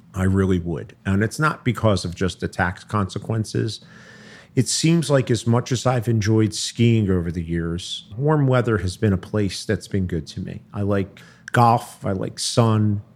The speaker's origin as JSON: {"language": "English", "town": "Philadelphia", "region": "Pennsylvania", "country": "United States", "tie": "born or raised there", "also_born_or_lived": "South Jersey", "moved": "as an adult", "lives_now": "Cherry Hill, United States", "said": "I grew up in, I grew up in Philly."}